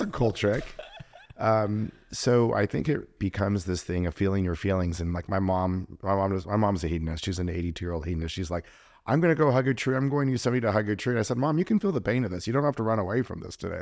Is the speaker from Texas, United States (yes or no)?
no; Los Angeles, California, United States; I grew up kind of in the Jewish part of L